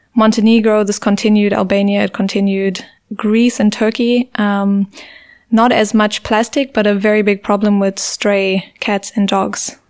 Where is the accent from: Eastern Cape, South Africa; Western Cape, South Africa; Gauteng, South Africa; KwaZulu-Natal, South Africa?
KwaZulu-Natal, South Africa; Durban; moved away as an adult; also born or lived in England / Heidelberg, Germany; growing up in South Africa, you do grow up with this culture of fear